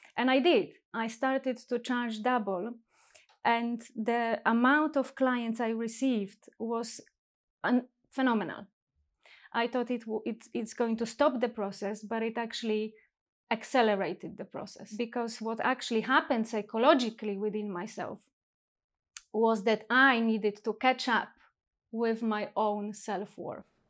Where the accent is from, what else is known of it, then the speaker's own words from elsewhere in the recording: Poland; moved away as an adult; now in London, United Kingdom; I was born and raised in Poland, and I think that also shaped the person that I am today. Um, and twenty years ago, I moved to this country, which is England, London